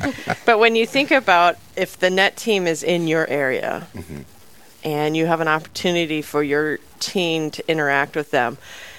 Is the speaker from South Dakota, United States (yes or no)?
yes; Rapid City, South Dakota, United States; growing up in Rapid City